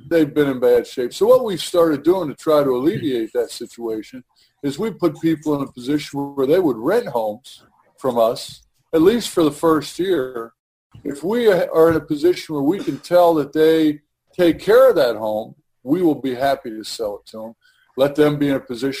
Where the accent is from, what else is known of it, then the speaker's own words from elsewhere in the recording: Cincinnati, Ohio, United States; I was born and raised here in Cincinnati.